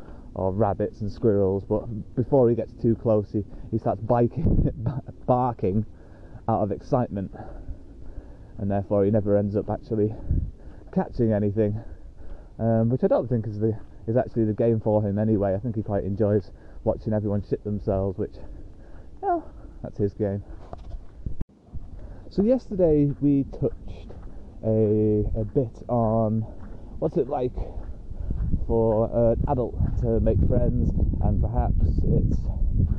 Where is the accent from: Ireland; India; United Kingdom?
United Kingdom; moved away as an adult; also born or lived in Australia